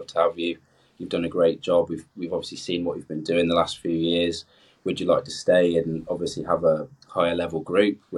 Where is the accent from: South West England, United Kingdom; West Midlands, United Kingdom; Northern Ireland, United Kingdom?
South West England, United Kingdom; Cornwall; moved away as an adult; also born or lived in Plymouth; now in Loughborough, United Kingdom; I grew up in Cornwall. I mean, I swam when I was younger in Plymouth. So coming to Loughborough, I have sort of left home